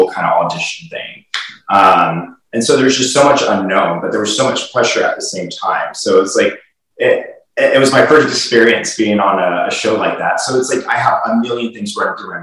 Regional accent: Houston, Texas, United States; moved away; I'm originally from Houston

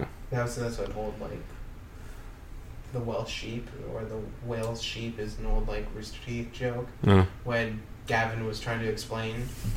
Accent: Canada; But as a Canadian

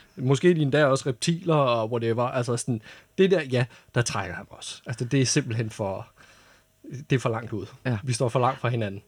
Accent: North Zealand, Capital Region of Denmark, Denmark; jeg voksede op i Nordsjælland

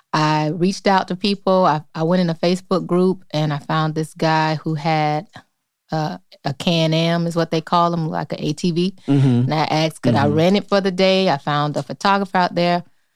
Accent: Tampa, Florida, United States; moved away as an adult; now in Atlanta, United States; I'm from Tampa, Florida. I moved to Atlanta a few years ago

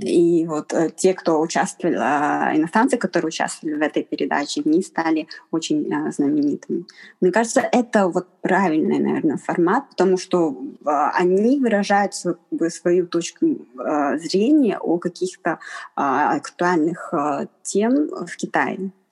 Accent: Harbin, Heilongjiang, China; я из Харбина, я, я из Харбина, у меня пекинского произношения нет

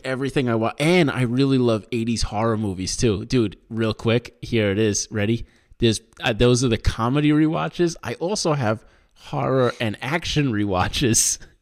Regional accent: Long Island, New York, United States; where I grew up in Long Island

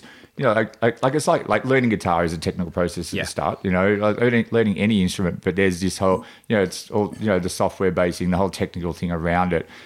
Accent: Gippsland, Victoria, Australia; moved away as an adult; now in Melbourne, Australia; I grew up in the country. I grew up down in Gippsland

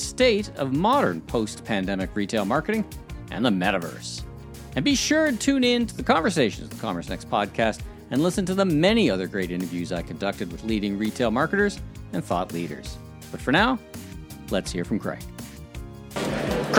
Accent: Canada; I'm from Canada

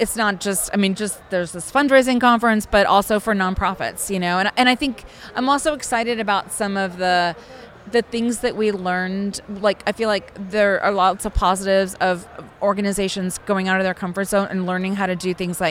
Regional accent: Austin, Texas, United States; I'm from Texas. I'm from Austin, Texas

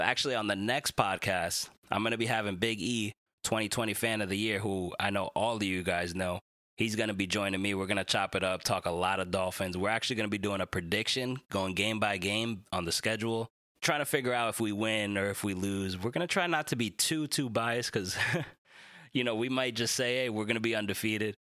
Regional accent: Dominican Republic; my fellow Dominican brother

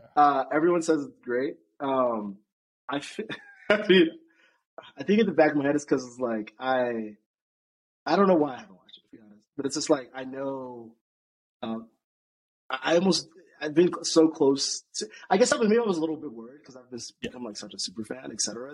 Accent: United States; I'm obviously American

